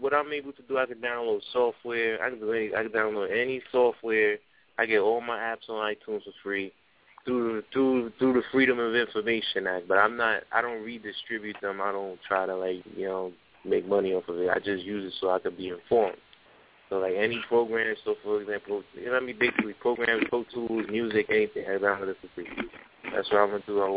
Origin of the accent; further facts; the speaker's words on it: Jamaica; I'm Jamaican